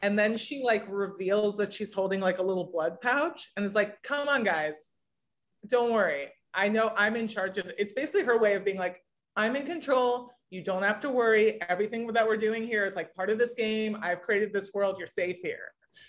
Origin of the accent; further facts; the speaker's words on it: West Coast, United States; maybe it's just that I grew up on the West Coast and now live on the East Coast